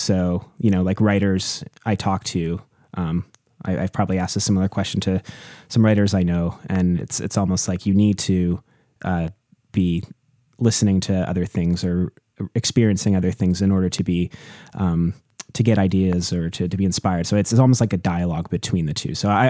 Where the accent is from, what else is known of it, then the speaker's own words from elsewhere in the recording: British Columbia, Canada; moved away as an adult; now in Montreal, Canada; I grew up on Vancouver Island in BC, I think there was like a lot of time sort of spent alone and just in, you know, worlds of imagination as a kid, and being around nature